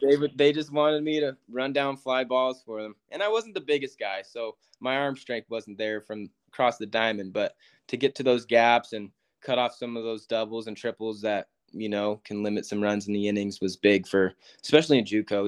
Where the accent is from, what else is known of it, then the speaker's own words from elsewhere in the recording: Yuba City, California, United States; moved away as an adult; also born or lived in Texas; now in Kentucky, United States; a little town called Yuba City. It's 30 minutes north of Sacramento. Uh, grew up there, born and raised